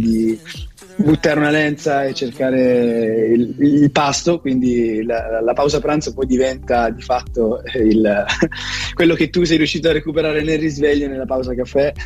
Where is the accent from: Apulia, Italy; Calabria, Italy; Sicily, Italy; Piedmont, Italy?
Calabria, Italy; now in Milan, Italy; la mia terra natia che è la Calabria